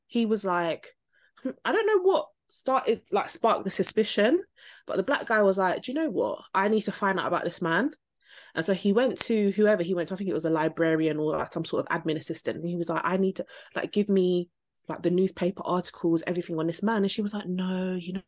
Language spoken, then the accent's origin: English; London, United Kingdom; we're from South London